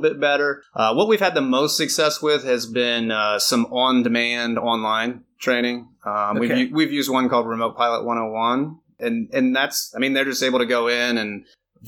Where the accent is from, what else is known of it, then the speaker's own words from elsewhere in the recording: Northwest Ohio, United States; I'm from Northwest Ohio, and it's all cornfields